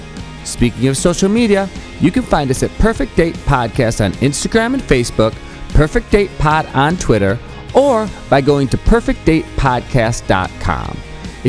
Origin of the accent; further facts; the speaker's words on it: Wisconsin, United States; now in Los Angeles, United States; I live in Los Angeles and it's sunny all the time. And you just take that for granted. But I remember growing up in Wisconsin